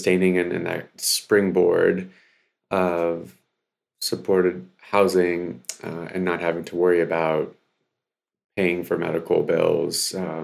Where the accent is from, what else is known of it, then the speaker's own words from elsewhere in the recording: Baltimore, Maryland, United States; also born or lived in Odesa, Ukraine; Came over in 89 when I was 5 years old. We came from Odessa, Ukraine, and landed in Baltimore. As you mentioned, West Baltimore.